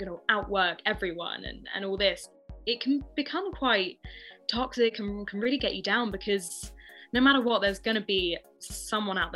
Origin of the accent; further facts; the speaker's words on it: Ealing, London, United Kingdom; I grew up in Ealing, very sort of middle class, classic home